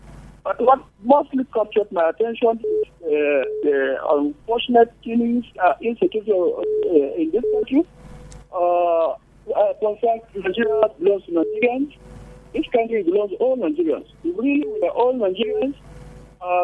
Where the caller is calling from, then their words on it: Angola; I'm calling from Angola this evening.